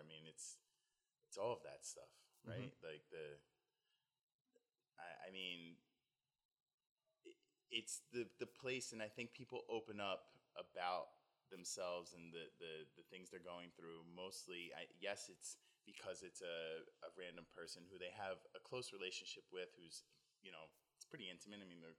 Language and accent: English; New Jersey, United States; now in Los Angeles, United States; I was born in the South Jersey area. Mm-hmm. Raised there. Have great family, good friends back there. Home is here now.